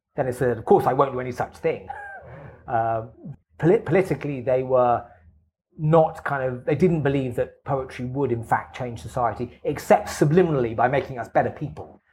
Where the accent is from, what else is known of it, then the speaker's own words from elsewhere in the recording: England, United Kingdom; as for an English person.